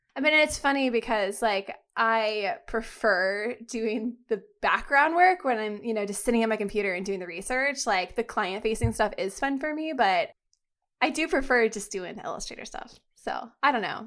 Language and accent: English; Florida, United States; moved away as an adult; also born or lived in New York; when I was living in New York because I'm from Florida